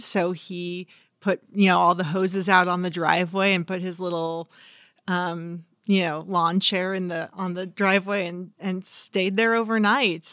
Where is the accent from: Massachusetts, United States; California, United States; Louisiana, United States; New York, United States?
California, United States; Redding; the car fire came to my hometown